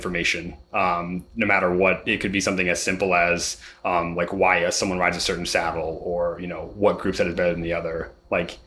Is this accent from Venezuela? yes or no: no; Ohio, United States; growing up in Ohio